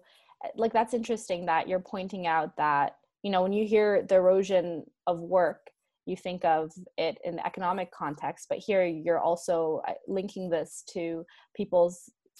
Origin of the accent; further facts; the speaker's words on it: Canada; as a Canadian